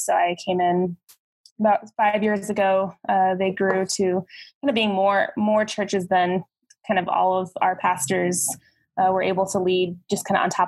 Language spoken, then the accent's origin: English; Phoenix, Arizona, United States; I was born and raised in Phoenix, Arizona, so I've been here my whole life.